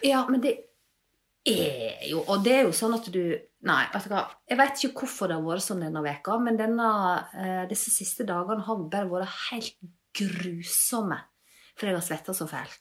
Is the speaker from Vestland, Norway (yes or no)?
yes; Leikanger, Vestland, Norway; now in Bergen, Norway; Jeg er fra Leikanger